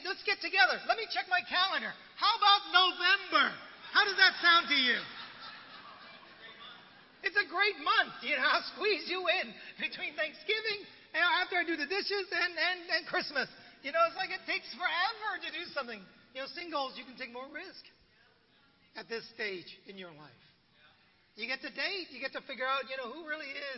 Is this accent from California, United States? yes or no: yes; San Francisco, California, United States; born or raised there; also born or lived in Vietnam